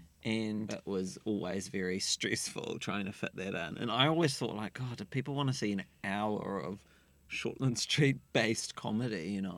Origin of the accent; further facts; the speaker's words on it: Dunedin, Otago, New Zealand; Well, I grew up in Dunedin and I did not have many friends.